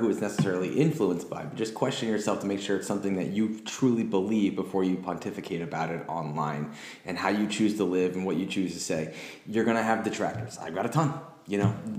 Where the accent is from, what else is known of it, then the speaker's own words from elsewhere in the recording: United States; I'm American